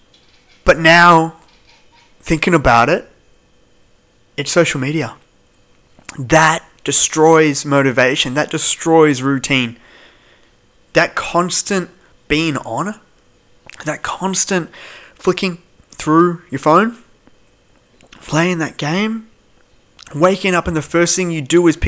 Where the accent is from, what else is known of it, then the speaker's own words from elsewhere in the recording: Melbourne, Victoria, Australia; I'm from Melbourne